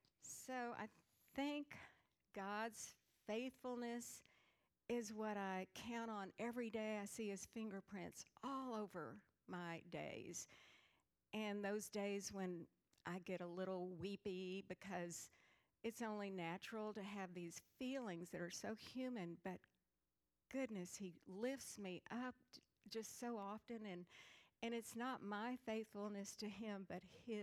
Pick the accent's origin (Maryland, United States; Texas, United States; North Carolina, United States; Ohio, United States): Texas, United States; San Antonio; I grew up in San Antonio with four brothers. I'm in the middle. Loving parents. I thought they seemed a little nomadic at times because we moved 10 times before seventh grade.